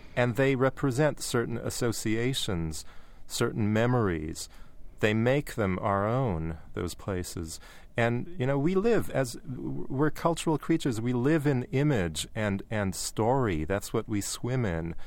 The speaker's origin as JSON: {"language": "English", "country": "Canada", "tie": "born or raised there", "said": "growing up in Canada"}